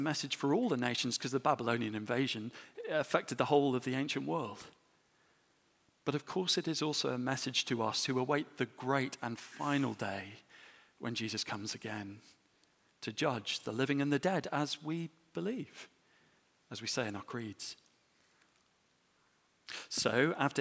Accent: England, United Kingdom

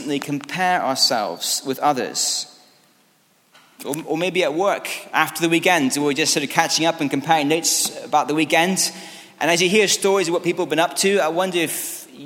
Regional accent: Scotland, United Kingdom; As a Scottish rugby fan

